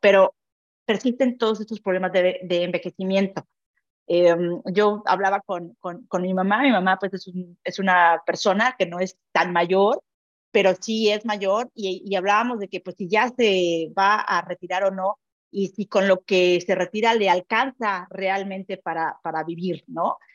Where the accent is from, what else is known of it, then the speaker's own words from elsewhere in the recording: Mexico; now in Barcelona, Spain; soy mexicana